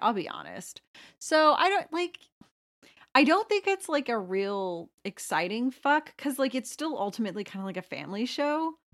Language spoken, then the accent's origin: English; Plano, Texas, United States; I'm from Plano, which was the heroin capital of the U S in the nineties